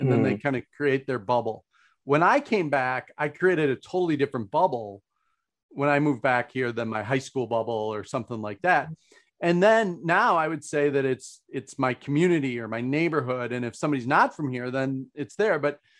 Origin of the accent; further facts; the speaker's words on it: Minnesota, United States; I've been accused of not being very Minnesotan because I'm a Scandinavian who says what I think now and then.